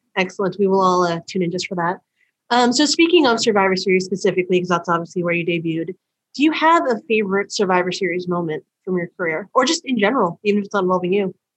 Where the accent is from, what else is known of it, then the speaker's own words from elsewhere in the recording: United States; I'm from the U.S.